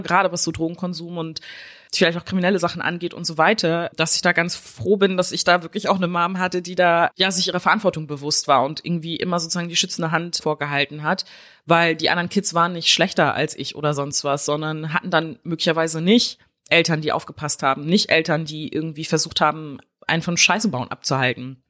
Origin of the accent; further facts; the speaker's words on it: West Germany, Germany; ich bin halt in Westdeutschland aufgewachsen